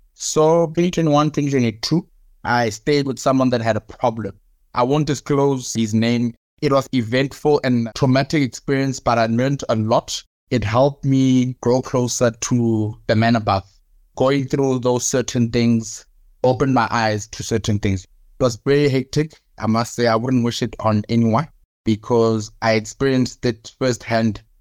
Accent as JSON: {"language": "English", "country": "South Africa", "also_born_or_lived": "Cape Town", "lives_now": "Johannesburg, South Africa", "said": "I am South African"}